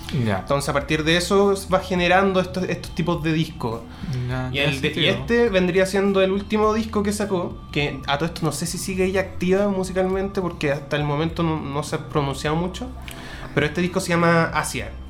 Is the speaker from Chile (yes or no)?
yes; Chile; tampoco somos tantos chilenos.